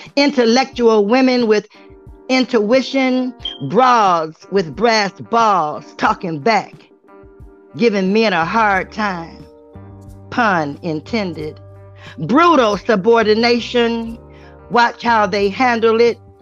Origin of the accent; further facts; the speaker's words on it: Cleveland, Ohio, United States; I come from Cleveland, the place they call the plum. Cleveland, Ohio is where I come from.